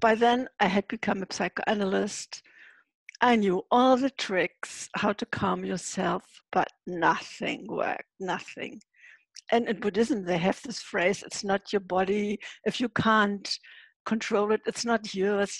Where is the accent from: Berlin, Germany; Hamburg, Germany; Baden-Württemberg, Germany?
Hamburg, Germany; moved away as an adult; Yes, I'm from Germany, living in Hamburg. That's where I'm sitting right now as well. Actually, I don't always live in Hamburg half of the year. I live in a travel trailer.